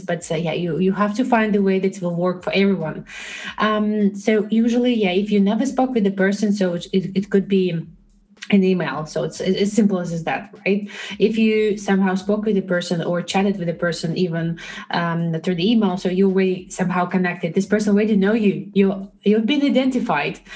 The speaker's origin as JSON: {"language": "English", "country": "Belarus", "moved": "as an adult", "lives_now": "Netherlands", "said": "I'm originally from Belarus, and uh, for the last seven years, I live in the Netherlands"}